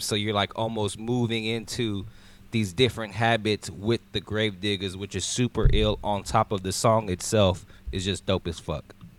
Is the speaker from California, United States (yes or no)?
yes; California, United States; I'm from the West Coast. I'm from Cali